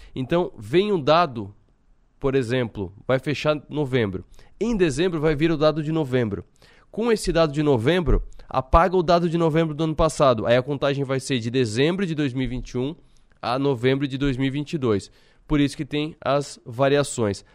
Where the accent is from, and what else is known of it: Brazil